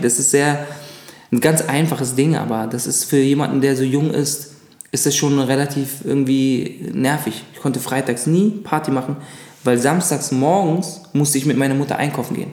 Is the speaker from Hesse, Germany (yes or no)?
no; Berlin, Germany; also born or lived in Munich; ich würde auf jeden Fall sagen, ich komme aus Berlin. Das ist ganz klar. Also ich kenne ja nichts, ich habe nichts anderes kennengelernt.